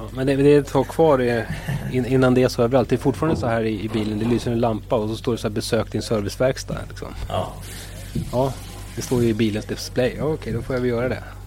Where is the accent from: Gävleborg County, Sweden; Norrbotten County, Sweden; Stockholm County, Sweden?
Stockholm County, Sweden; Stockholm; jag är ju själv stockholmare